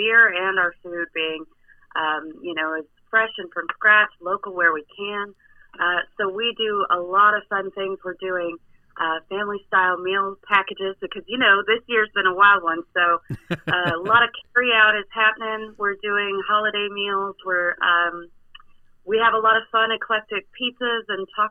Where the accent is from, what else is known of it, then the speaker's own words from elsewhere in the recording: Texas, United States; now in East Troy, United States; I'm a Texan